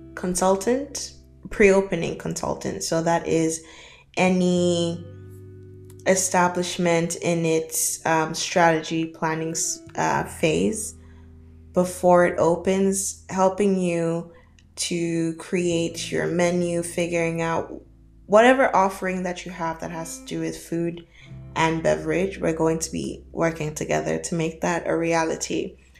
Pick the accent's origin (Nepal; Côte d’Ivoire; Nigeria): Nigeria; moved away as an adult; also born or lived in Canada; now in Dubai, United Arab Emirates; I am Nigerian. I was born and brought up in Nigeria for my for the better part of my early childhood.